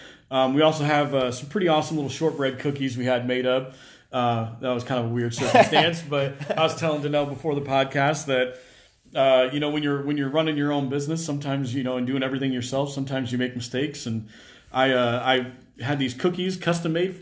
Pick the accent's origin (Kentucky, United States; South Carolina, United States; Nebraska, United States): Nebraska, United States; Omaha; I'm born and raised in Omaha